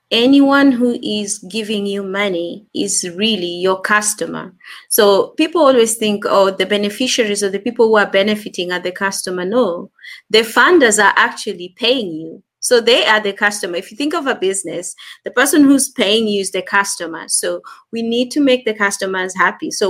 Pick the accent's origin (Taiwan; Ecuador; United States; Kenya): Kenya; accent: Kenyan and South African; also born or lived in South Africa; now in Manchester, United Kingdom; I am in Manchester, United Kingdom, but okay. I am Kenyan, and yep. I've lived in South Africa for over ten years.